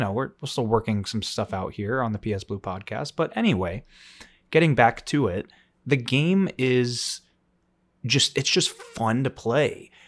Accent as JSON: {"language": "English", "region": "Florida", "country": "United States", "tie": "born or raised there", "said": "growing up in Florida"}